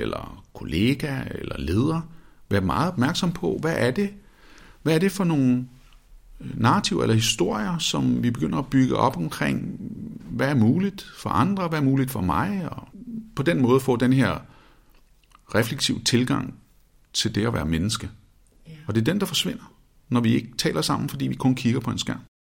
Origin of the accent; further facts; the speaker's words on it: Copenhagen, Capital Region of Denmark, Denmark; Vesterbro, hvor jeg voksede op i København